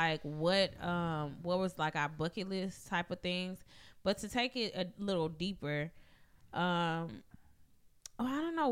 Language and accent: English; Madison County, Mississippi, United States; growing up in Madison County, I was sheltered as fuck